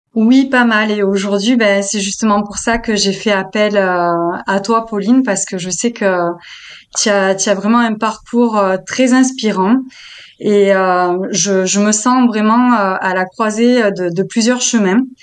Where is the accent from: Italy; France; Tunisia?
France; the South, southern France; accent: southern; Je viens du Sud